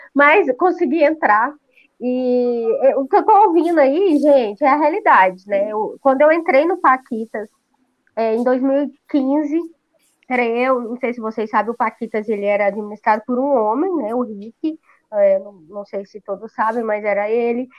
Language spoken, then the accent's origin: Portuguese; Rio Verde, Goiás, Brazil; eu sou de Rio Verde, Goiás